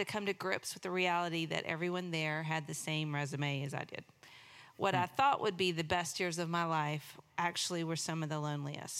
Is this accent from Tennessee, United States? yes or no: no; East Texas, United States; also born or lived in Beaumont, Texas; we moved to East Texas and grew up there